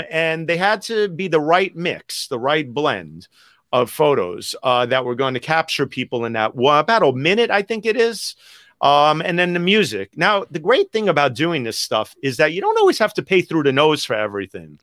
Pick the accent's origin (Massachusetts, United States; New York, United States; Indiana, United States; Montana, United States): New York, United States; New York City; growing up in Greenwich Village